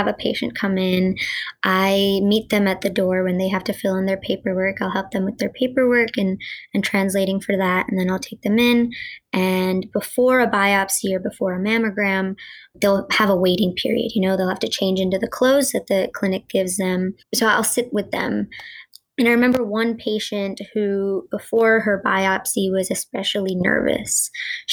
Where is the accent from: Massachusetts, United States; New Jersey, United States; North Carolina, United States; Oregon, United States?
North Carolina, United States; first language Gujarati; I grew up in North Carolina